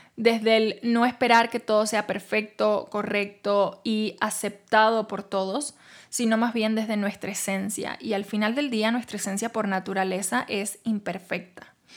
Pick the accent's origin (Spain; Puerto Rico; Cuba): Cuba; now in Mexico